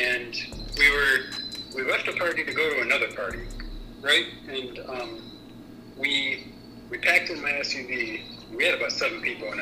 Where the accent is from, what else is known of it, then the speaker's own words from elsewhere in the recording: Lower Peninsula, Michigan, United States; also born or lived in Ashland, Ohio; now in Detroit, United States; I grew up all the way up in middle of Lower Peninsula, Michigan, so middle of nowhere.